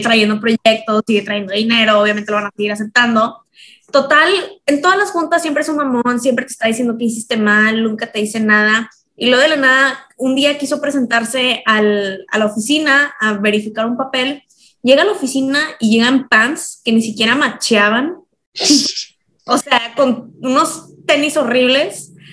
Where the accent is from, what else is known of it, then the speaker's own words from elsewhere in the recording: Mexico; now in Los Angeles, United States; nosotros que venimos de México